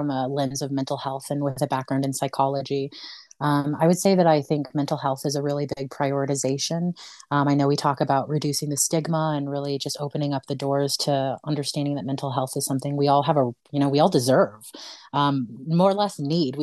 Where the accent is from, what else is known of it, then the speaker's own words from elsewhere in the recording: Colorado, United States; also born or lived in Honduras; I was born in Honduras. I was adopted at 9 months and I moved to Colorado at about that age. I've lived here most of my life